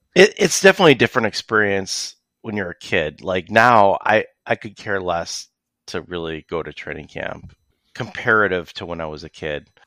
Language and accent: English; Rochester, New York, United States; also born or lived in Buffalo; I was born here in Rochester.